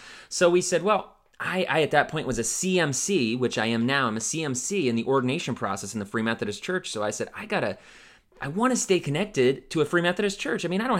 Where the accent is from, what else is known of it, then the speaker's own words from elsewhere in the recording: Ohio, United States; also born or lived in Pennsylvania; So Western Pittsburgh area, Western Pennsylvania, Pittsburgh area, and I grew up in Northeastern Ohio. So I lived out in Pennsylvania for many years.